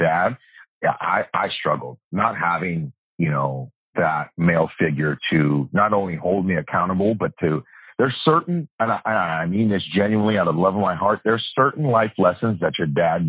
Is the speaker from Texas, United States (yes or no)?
no; Oakland, California, United States; now in Sacramento, United States; I was born in Oakland. I was raised in a trailer park